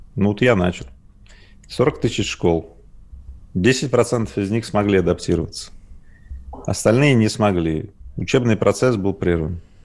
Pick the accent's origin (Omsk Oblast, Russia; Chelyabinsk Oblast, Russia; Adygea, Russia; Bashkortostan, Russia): Chelyabinsk Oblast, Russia; Magnitogorsk; я родился ну, в Магнитогорске